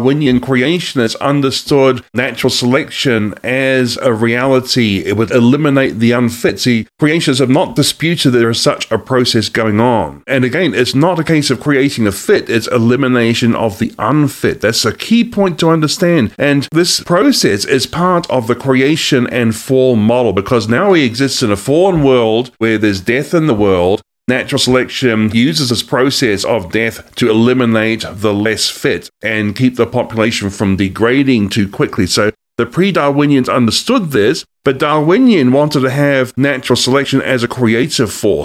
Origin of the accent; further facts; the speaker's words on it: New Zealand; moved away as an adult; also born or lived in Australia; now in United States; I'm from New Zealand and Australia, but I have lived in this country for 9 years